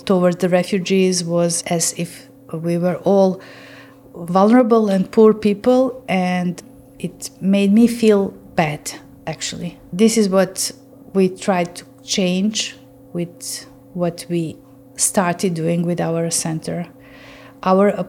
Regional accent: Bosnia & Herzegovina; now in Novi Sad, Serbia; my home country in Bosnia

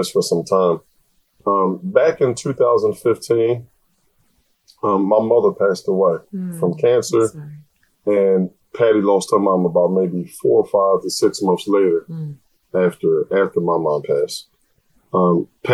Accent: United States; the U.S.

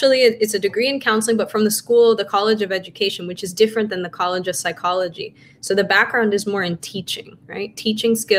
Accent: Caracas, Capital District, Venezuela; moved away; also born or lived in United States; I grew up in Caracas, Venezuela, and, we lived between Venezuela and the US

